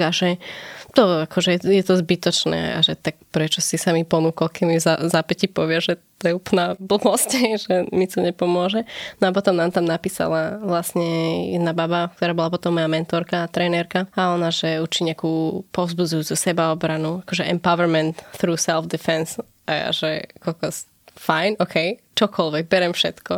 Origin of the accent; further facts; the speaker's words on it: Brezová pod Bradlom, Trenčín Region, Slovakia; now in Bratislava, Slovakia; pochádzam z Kopanic, som z Brazovej pod Bradlom